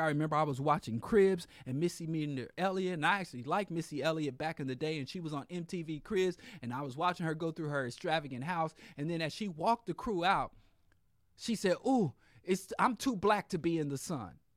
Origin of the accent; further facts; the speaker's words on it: Kansas, United States; I'm from Kansas